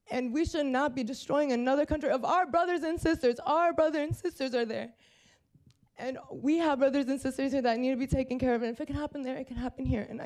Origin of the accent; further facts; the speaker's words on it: Antioch, California, United States; also born or lived in Oakley, California; I've grown up here. I have 72 cousins that live here in Antioch. Um, we're all Afghan. You have a huge Muslim community here, and we all love living here.